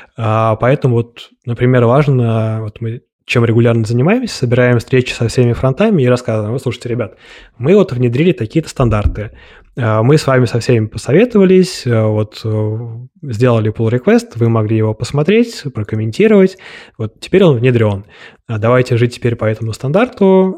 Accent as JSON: {"language": "Russian", "region": "Moscow", "country": "Russia", "tie": "born or raised there", "said": "я родился в Москве, у меня есть финские корни"}